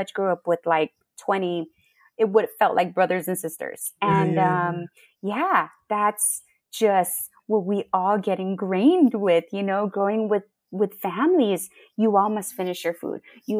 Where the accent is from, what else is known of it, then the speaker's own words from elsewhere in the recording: Oklahoma, United States; born there; I was born in Oklahoma.